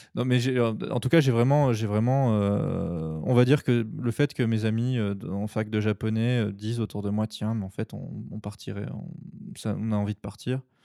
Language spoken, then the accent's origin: French; France; also born or lived in Tokyo, Japan; je suis français et que euh, c'est mon pays